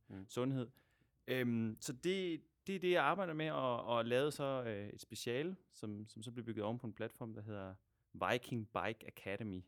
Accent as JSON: {"language": "Danish", "country": "Denmark", "also_born_or_lived": "Aarhus / Buenos Aires", "moved": "as an adult", "lives_now": "Argentina", "said": "mit gamle hjemland Danmark og så mit, mit nye land Argentina"}